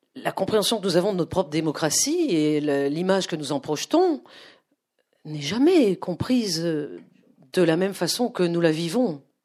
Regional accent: France; also born or lived in Moscow, Russia; je suis française, que je suis le pur produit de la société française

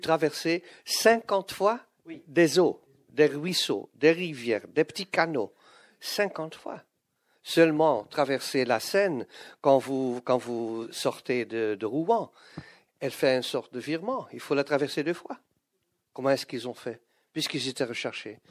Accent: Flanders, Belgium; first language Dutch; French is a second language; Je suis un belge néerlandophone, je suis flamand

